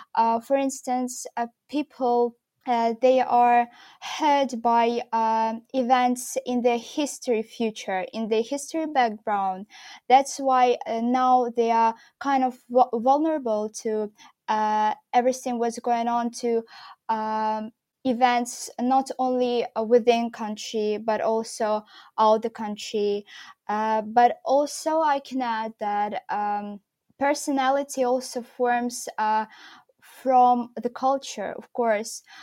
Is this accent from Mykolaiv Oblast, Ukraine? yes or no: yes; Mykolaiv, Mykolaiv Oblast, Ukraine; moved away as an adult; also born or lived in Kyiv, Ukraine; from Mykolaiv, my hometown where I was living with my father